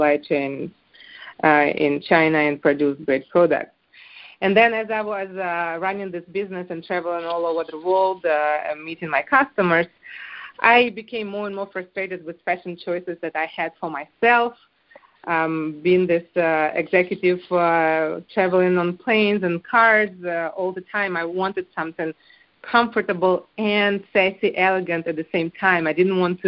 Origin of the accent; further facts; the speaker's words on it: Ukraine; moved away as an adult; also born or lived in France; I'm actually not French. I am Ukrainian. I was born in Ukraine, and I married into France